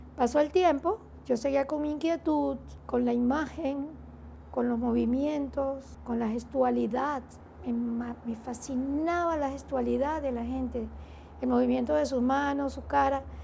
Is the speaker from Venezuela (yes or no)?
yes; Venezuela; also born or lived in Mérida, Venezuela